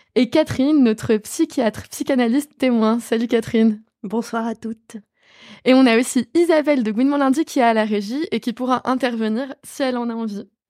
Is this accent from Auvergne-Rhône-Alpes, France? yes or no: no; western Paris area, Île-de-France, France; je viens de l'Ouest parisien